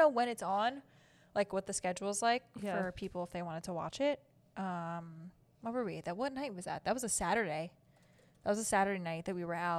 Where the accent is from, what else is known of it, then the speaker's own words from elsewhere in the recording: New York, United States; And I'm from New York.